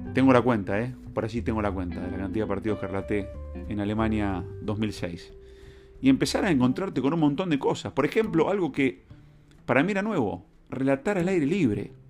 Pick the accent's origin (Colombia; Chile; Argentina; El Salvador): Argentina; soy argentino y me gusta ser argentino.